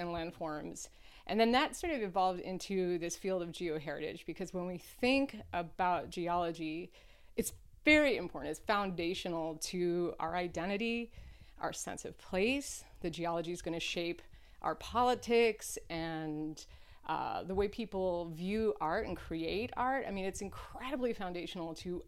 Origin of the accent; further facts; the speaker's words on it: Nova Scotia, Canada; moved away; I grew up on the East Coast of Canada